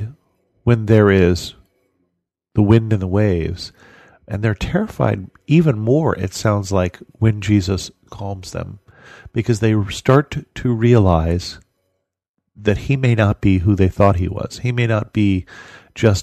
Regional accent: United States; as an American

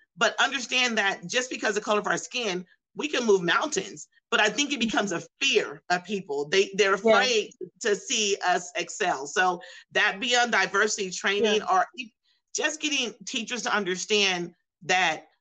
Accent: outskirts of the Bay Area, California, United States; I was born and raised in California, and I was in the outskirts of the Bay Area

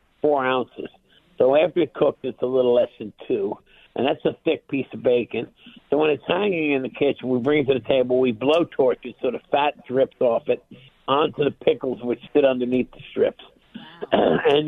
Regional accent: New York City, New York, United States; now in New Jersey, United States; I was born in Bed-Stuy, way back when

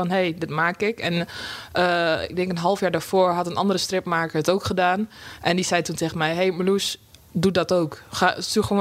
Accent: Drenthe, Netherlands; accent: Rotterdam; now in Rotterdam, Netherlands; Ik ben heel impulsief verhuisd van Drenthe naar Rotterdam, vandaar mijn accent.

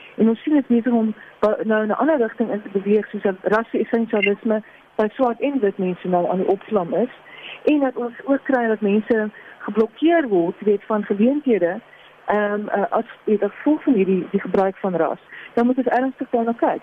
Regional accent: South Africa; ons as Suid-Afrikaners ons kom uit hierdie geskiedenis uit

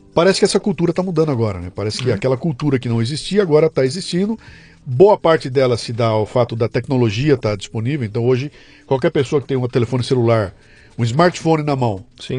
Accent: São Paulo, Brazil; quando era moleque, eu morava em São Paulo

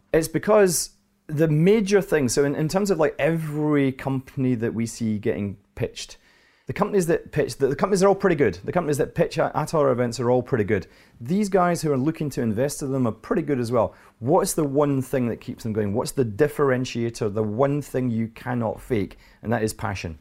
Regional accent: Scotland, United Kingdom; Here I am, an accountant, an investment banker, and I'm Scottish

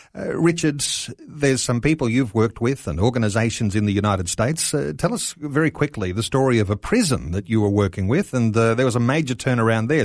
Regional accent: Australia; our culture here in Australia

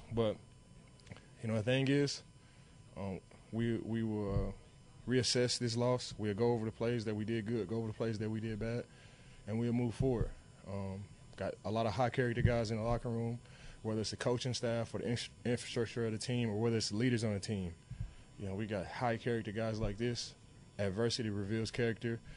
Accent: Dallas, Texas, United States; moved away; I'm from Dallas

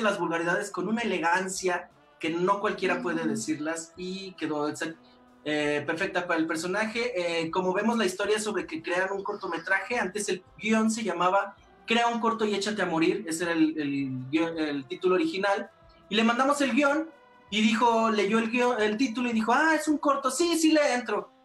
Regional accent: Aguascalientes, Mexico; somos de Aguascalientes

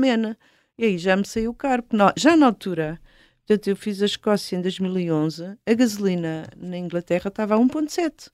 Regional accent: Portugal; de onde é que tu és? Portugal

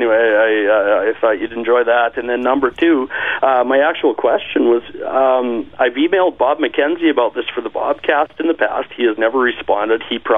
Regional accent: Sedley, Saskatchewan, Canada; I am from Sedley, Saskatchewan, the Sedley metropolitan area, just southeast of Regina.

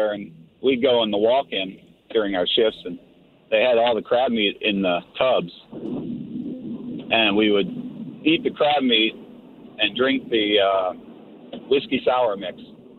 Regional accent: Towson, Maryland, United States; now in Seattle, United States; So I'm from the Baltimore area, but I'm in Seattle now.

